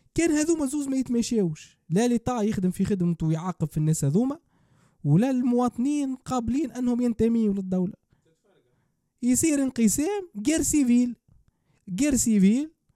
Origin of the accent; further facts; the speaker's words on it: Tunisia; نحن كدولة تونسية عندنا ثقافة